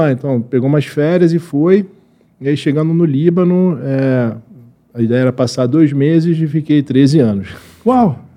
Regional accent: Brazil; born there; Mas eu nasci aqui no Brasil

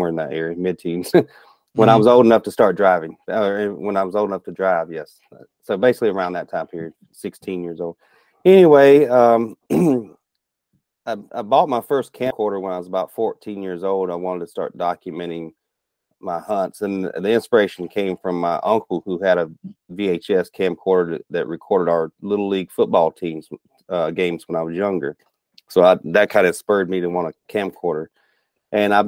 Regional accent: Rock Hill, South Carolina, United States; moved away as an adult; also born or lived in Charleston, South Carolina; now in Minnesota, United States; I grew up in South Carolina was in the upstate, near Rock Hill, South Carolina. Charleston was just where I was born

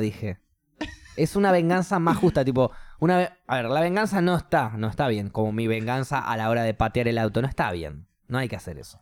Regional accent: Argentina; also born or lived in New Zealand; soy argentino

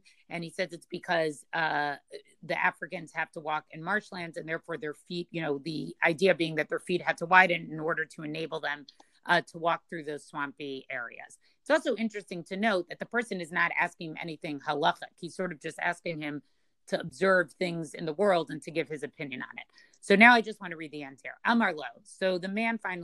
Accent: Boston, Massachusetts, United States; I grew up in Boston

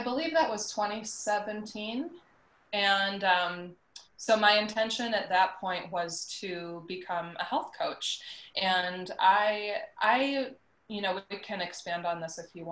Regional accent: Chicago, Illinois, United States; moved away as an adult; also born or lived in Los Angeles; I'm from Chicago

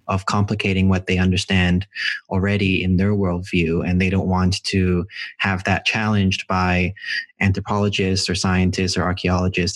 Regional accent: Hong Kong; moved away; I'm from Hong Kong originally, and uh, I'm uh, Filipino Chinese

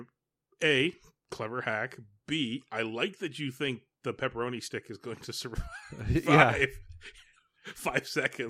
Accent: Calgary, Alberta, Canada; Well, I grew up in Calgary, so there's a lot of oil company names.

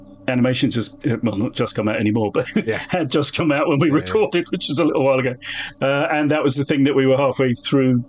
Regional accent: Chatham, South East England, United Kingdom; I'm from the Medway towns. Yeah. Chatham born, Chatham bred, thick in the arm, thick in the head

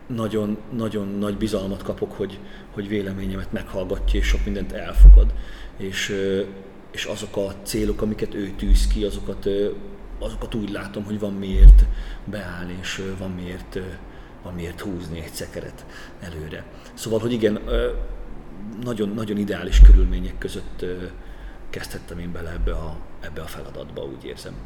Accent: Great Hungarian Plain, Hungary; moved away as an adult; also born or lived in Debrecen, Hungary; now in Kaposvár, Hungary; én ízig alföldi gyerek vagyok

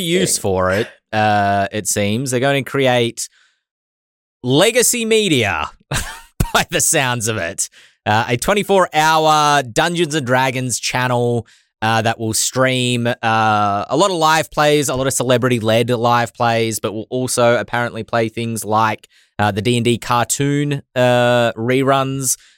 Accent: Australia; accent: Australian; my Australian accent.

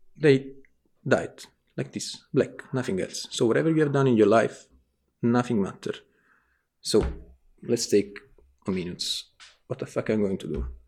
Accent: Naples, Campania, Italy; English is a second language; I'm from Naples, Italy, south of Italy.

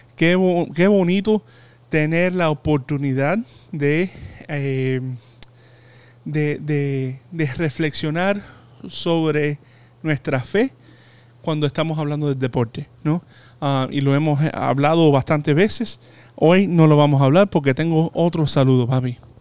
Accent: Hialeah, Florida, United States; yo que crecí en Jayalía

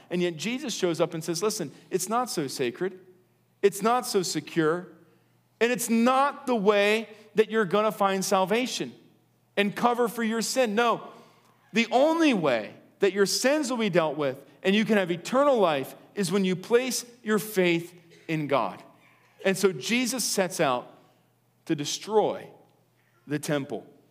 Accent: Lancaster, Pennsylvania, United States; also born or lived in Chicago / Philadelphia; now in Willow Street, United States; I was born in Lancaster

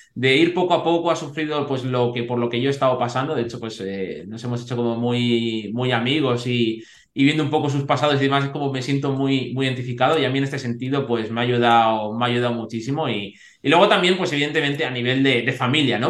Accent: Segovia, Castile and León, Spain; yo en ese sentido soy de Segovia

